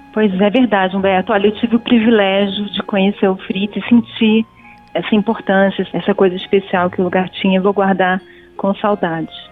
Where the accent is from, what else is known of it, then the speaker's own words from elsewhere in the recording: Rio de Janeiro, Brazil; eu que sou do Rio